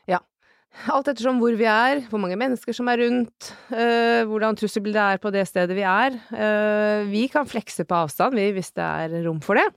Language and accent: Norwegian; Elverum, Innlandet, Norway; moved away as an adult; also born or lived in Kjøllefjord, Finnmark / Kirkenes; Jeg er ei bondejente fra Elverum, der er jeg vokst opp med å bære høyballer og spille håndball.